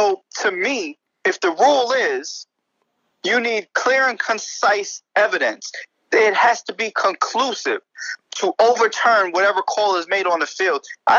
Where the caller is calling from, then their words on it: Bronx, New York, United States; I'm calling in from Billy's in the Bronx, right by the stadium.